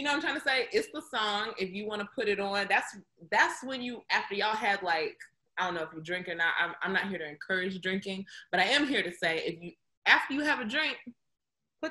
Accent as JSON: {"language": "English", "region": "the South", "country": "United States", "said": "I'm from the South"}